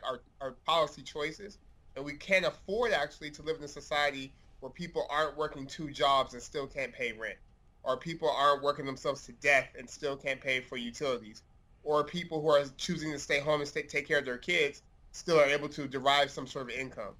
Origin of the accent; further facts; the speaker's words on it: Stockton, California, United States; Stockton's home, and absolutely, like, growing up in Stockton